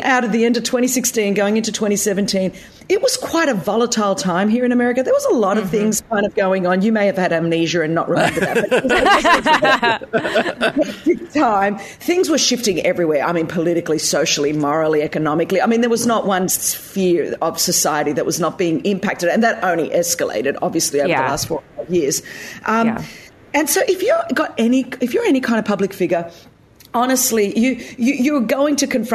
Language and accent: English; Australia; now in United States; I'm Australian